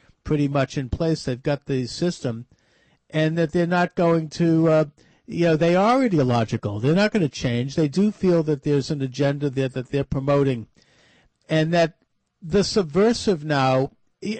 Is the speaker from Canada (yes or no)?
no; Boston, Massachusetts, United States; my hometown of Boston